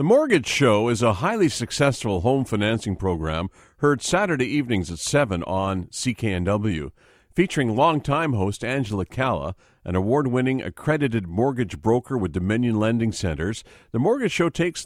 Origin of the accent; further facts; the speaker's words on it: Vancouver, British Columbia, Canada; I was born and raised in Vancouver